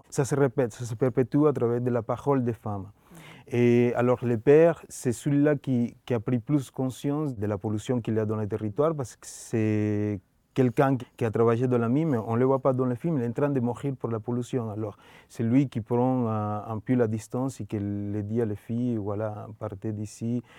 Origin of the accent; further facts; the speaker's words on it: Colombia; French is a second language; moved away; comment j'ai grandi en Colombie